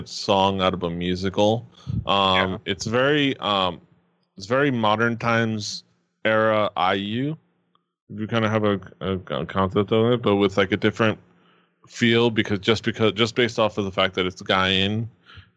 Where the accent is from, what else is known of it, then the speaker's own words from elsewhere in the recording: United States; we're American